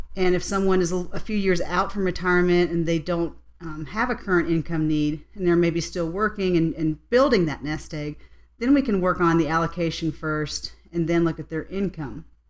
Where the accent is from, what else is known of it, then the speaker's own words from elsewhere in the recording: West Virginia, United States; now in Colorado, United States; I'm actually originally from West Virginia